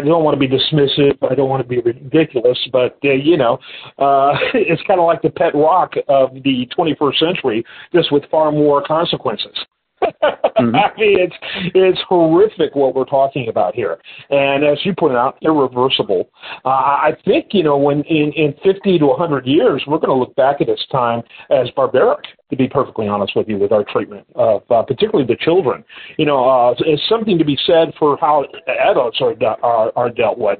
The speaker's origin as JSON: {"language": "English", "region": "Michigan", "country": "United States", "said": "I'm from Michigan"}